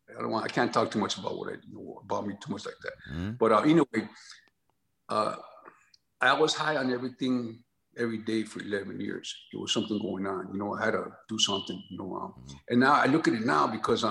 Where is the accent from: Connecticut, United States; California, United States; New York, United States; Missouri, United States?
California, United States; Los Angeles; born or raised there; also born or lived in San Antonio, Texas